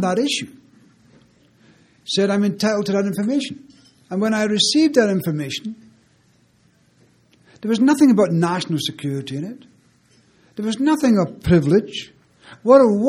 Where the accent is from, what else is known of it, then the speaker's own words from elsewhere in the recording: Scotland, United Kingdom; now in Canada; being Scottish